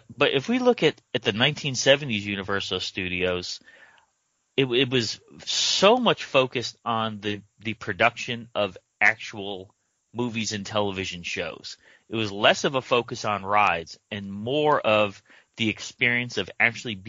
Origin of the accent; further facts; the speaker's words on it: Connecticut, United States; we grew up in Connecticut